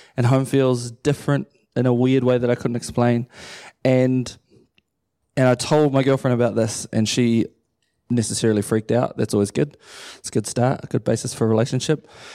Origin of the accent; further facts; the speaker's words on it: Matamata, Waikato, New Zealand; also born or lived in Pukekohe / Auckland; I grew up in Matamata my whole life. I was born in Pukekohe, and then I moved down there when I was a baby, and then stayed there till I was eighteen